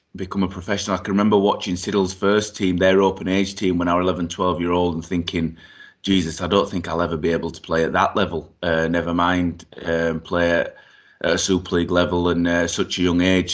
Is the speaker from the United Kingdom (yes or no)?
yes; Yorkshire and the Humber, United Kingdom; also born or lived in Eswatini (Swaziland); I was born in Swaziland, uh, moved over here when I was three years old